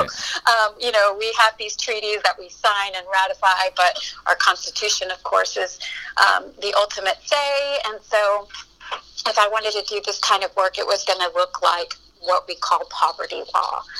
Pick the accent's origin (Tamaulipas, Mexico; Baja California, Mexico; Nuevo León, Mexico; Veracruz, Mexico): Tamaulipas, Mexico; Matamoros; moved away as an adult; also born or lived in Brownsville, Texas; now in Texas, United States; I grew up in Matamoros, which is in Mexico, and it's the border with Brownsville, Texas